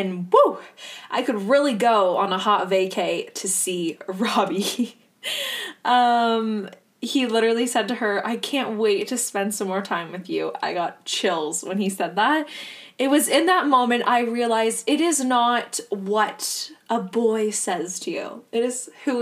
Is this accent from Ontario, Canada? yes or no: yes; Ontario, Canada; Not that I'm from Hamilton, but I'm from Ontario